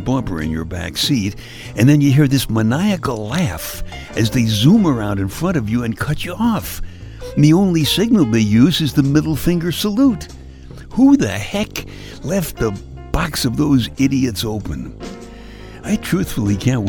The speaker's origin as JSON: {"language": "English", "town": "New York City", "region": "New York", "country": "United States", "tie": "born or raised there", "said": "I grew up in Brooklyn, and my car most of the time was just the subway."}